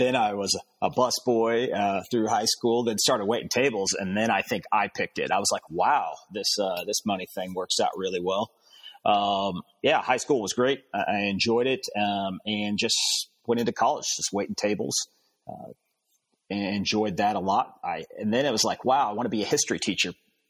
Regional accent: Phoenix, Arizona, United States; also born or lived in Arkansas; Well, I grew up in Phoenix, Arizona and Arkansas. Parents split up. So lived with mom and dad every once in a while, just moved back and forth, upbringing.

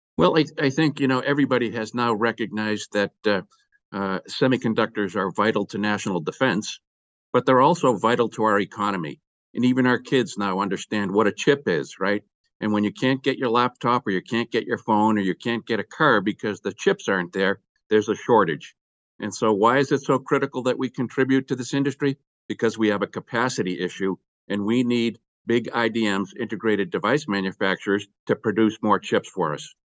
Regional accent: Boston, Massachusetts, United States; moved away; also born or lived in Texas; I'm from Texas, but originally from Boston

